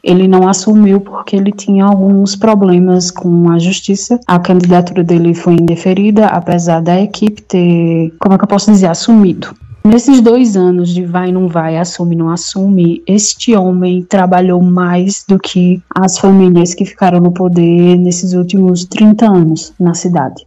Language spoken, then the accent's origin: Portuguese; Pernambuco, Brazil